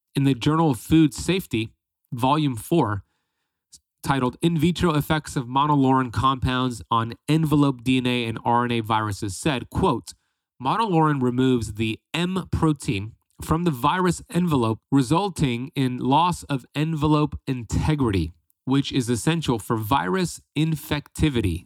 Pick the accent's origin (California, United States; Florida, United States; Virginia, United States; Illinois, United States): Florida, United States; in Florida, like myself